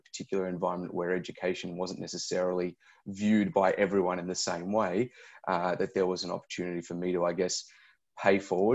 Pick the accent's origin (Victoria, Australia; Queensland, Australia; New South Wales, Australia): Victoria, Australia; Melbourne; I grew up in Melbourne's western suburbs